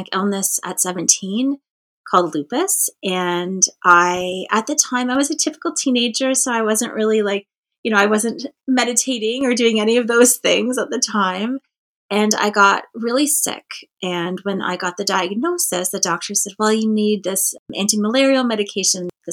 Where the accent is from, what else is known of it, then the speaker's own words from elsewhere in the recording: Cape Croker First Nation, Ontario, Canada; I'm from Cape Croker First Nation